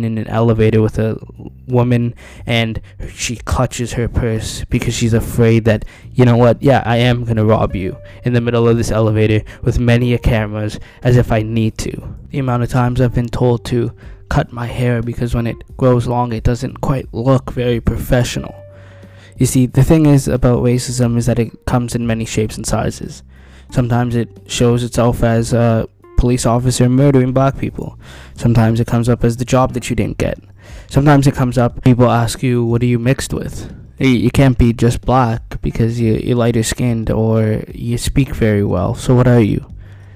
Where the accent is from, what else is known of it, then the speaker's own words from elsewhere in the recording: Canada; I am a Canadian citizen who was born in Canada.